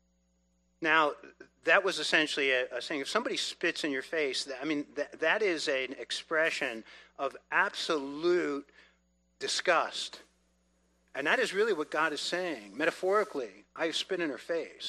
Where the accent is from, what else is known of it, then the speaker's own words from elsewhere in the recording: New York City, New York, United States; I grew up in New York City. We were Italian family